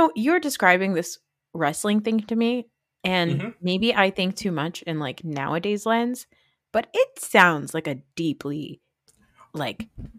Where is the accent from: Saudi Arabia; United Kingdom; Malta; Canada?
Saudi Arabia; now in United States; where are you from? And I'd say Saudi Arabia. And they'd be like, do you speak Arabic? And I'd be like, no.